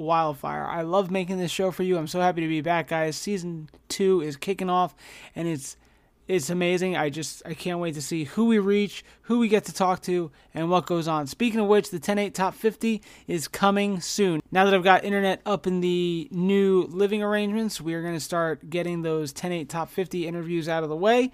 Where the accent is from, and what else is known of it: United States